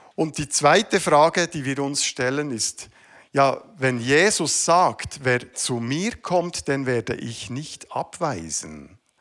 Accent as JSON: {"language": "German", "country": "Switzerland", "said": "Ich bin Schweizer. Das gehört zu meiner Identität."}